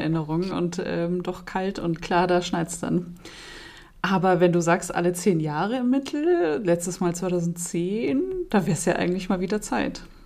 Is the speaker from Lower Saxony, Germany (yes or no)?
no; Munich, Bavaria, Germany; als Münchnerin.